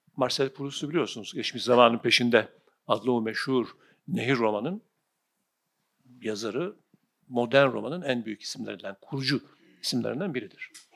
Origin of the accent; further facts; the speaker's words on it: Sivas Province, Turkey; kasabadan ilkokul ikinci sınıftan sonra taşındık biz Sivas'ta büyüdüm. İlk e, okul, ortaokul, lise Sivas'ta